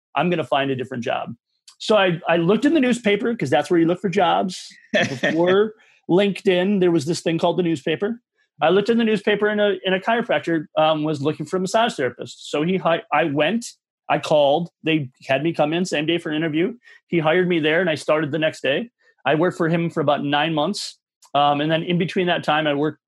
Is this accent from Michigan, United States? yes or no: yes; Michigan, United States; moved away as an adult; now in Minnesota, United States; I'm originally from Michigan